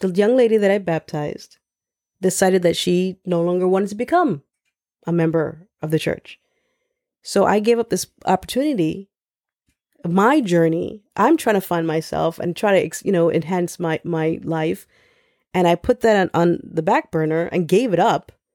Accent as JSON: {"language": "English", "town": "New York City", "region": "New York", "country": "United States", "tie": "born or raised there", "said": "I grew up in the Lower East Side of Manhattan"}